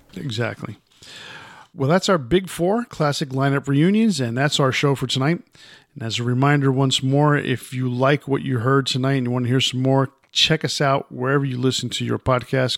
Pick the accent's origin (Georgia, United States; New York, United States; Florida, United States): New York, United States; New York City; moved away; I was from New York, even though I, at that time I wasn't living there.